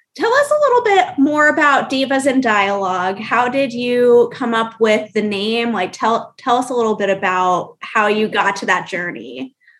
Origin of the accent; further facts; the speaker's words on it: Orlando, Florida, United States; I'm from Orlando